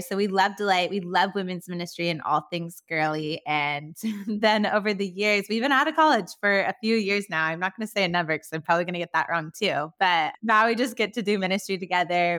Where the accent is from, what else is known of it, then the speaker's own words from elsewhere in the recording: California, United States; accent: Valley Girl; now in Nashville, United States; I grew up in California, but haven't lived there for so many years, and I'm still holding on to my Valley Girl accent